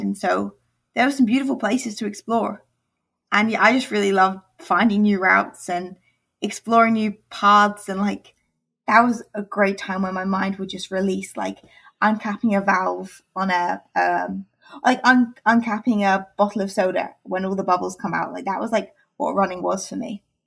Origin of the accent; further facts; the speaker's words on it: England, United Kingdom; I'm from England, and in England we uh, transition to high school.